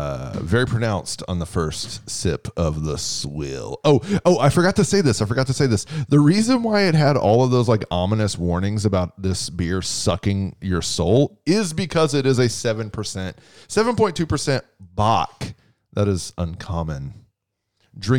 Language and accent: English; Houston, Texas, United States; I grew up on City of Houston water.